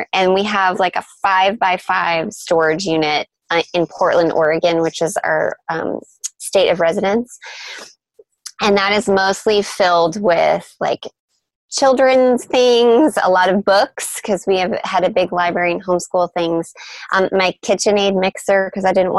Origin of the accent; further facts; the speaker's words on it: Canada; moved away; So I'm Canadian, and all of my family still lives in my small hometown in Canada